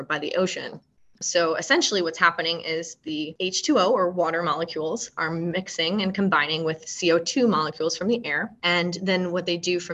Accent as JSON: {"language": "English", "region": "Michigan", "country": "United States", "tie": "born or raised there", "moved": "yes", "said": "I'm actually from Michigan. I grew up in Michigan"}